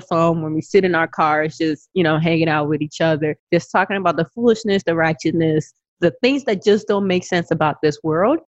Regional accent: Lagos, Nigeria; also born or lived in Memphis, Tennessee / Texas; now in Phoenix, United States; originally, I, I am from Nigeria. I am a Yoruba Yoruba girl

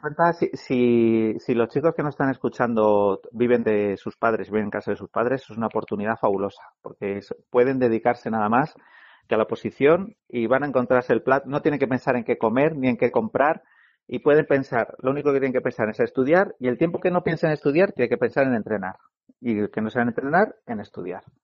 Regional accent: Madrid, Community of Madrid, Spain; soy de Madrid

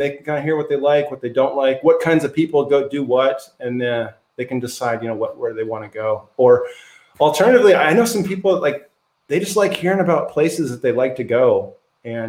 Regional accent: Bellevue, Washington, United States; I grew up in Bellevue, Washington

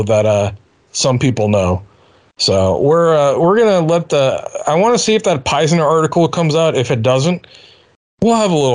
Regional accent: Boston, Massachusetts, United States; I'm an Irish kid from Boston

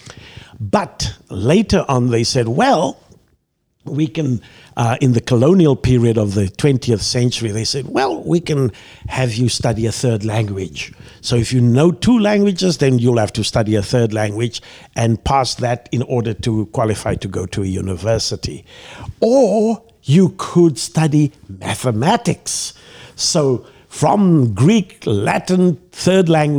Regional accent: Mossel Bay, Western Cape, South Africa; moved away as an adult; now in Chicago, United States; I was born in Mossel Bay, a harbor town on the southern tip of Africa

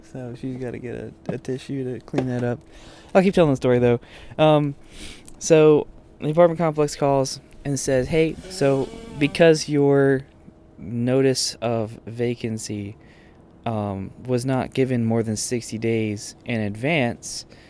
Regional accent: Austin, Texas, United States; moved away; I grew up in Texas

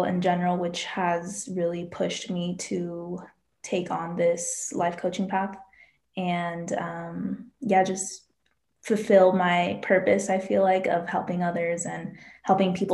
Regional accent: Colorado, United States; born or raised there

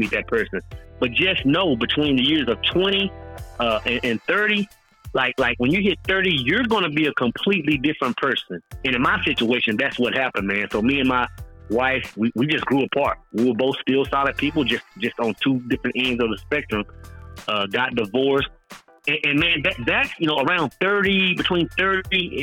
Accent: East Texas, United States; moved away as an adult; also born or lived in Oklahoma; growing up in East Texas, man, I felt like outside of East Texas, like that was the end of the world

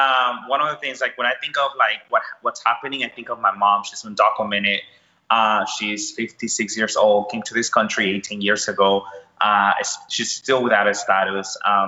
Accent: Houston, Texas, United States; also born or lived in El Salvador; So I am originally from El Salvador, Central America. I grew up in Houston, Texas. I moved to Houston when I was 13. You know, like many, you know, people from my country, we left El Salvador because of gun violence.

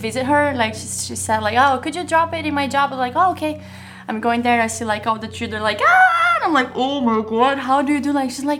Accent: Criciúma, Santa Catarina, Brazil; English is a second language; moved away; also born or lived in Paris / São Paulo; Criciúma, Santa Catarina is South Brazil.

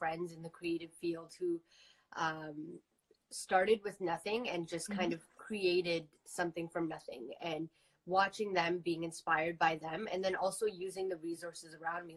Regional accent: Toronto, Ontario, Canada; growing up in Toronto, that's literally how I grew up.

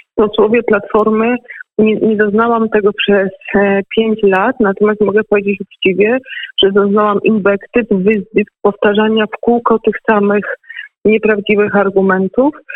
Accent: Lesser Poland, Poland; u nas w Małopolsce

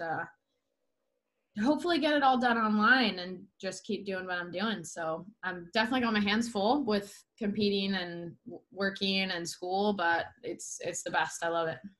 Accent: Solana Beach, California, United States; I am from San Diego, California grew up in a mm. small town here called Solana Beach

